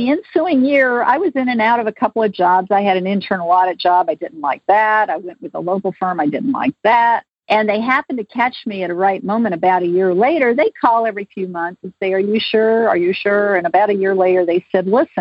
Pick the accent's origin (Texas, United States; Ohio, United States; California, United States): Ohio, United States; Akron; moved away as an adult; also born or lived in Cleveland, Ohio; now in Atlanta, United States; I grew up in Akron, Ohio